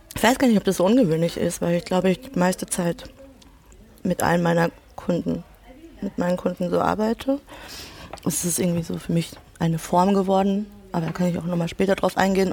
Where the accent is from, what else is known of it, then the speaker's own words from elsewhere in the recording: Ludwigshafen, Rhineland-Palatinate, Germany; also born or lived in Mannheim; Ich komme aus Ludwigshafen